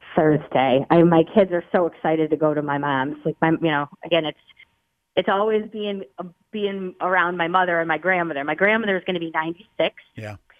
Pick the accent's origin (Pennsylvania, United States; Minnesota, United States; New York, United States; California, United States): Pennsylvania, United States; Scranton; moved away; I grew up in Scranton, Pennsylvania